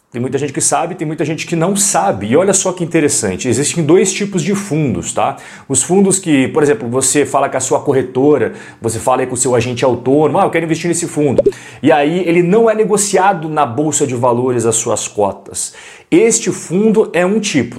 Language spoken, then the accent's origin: Portuguese; Brazil; nós somos brasileiros